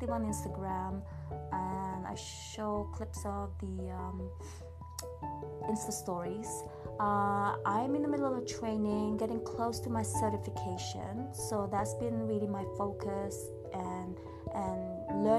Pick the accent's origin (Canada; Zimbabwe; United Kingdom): United Kingdom; England; moved away as an adult; also born or lived in Philippines / California; now in Yosemite, United States; I grew up in England, so I'm pretty much British upbringing.